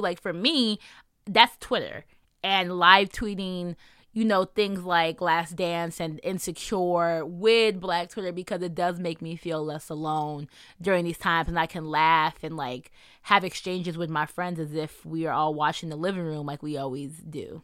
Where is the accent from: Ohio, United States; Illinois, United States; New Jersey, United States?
New Jersey, United States; I'm also from New Jersey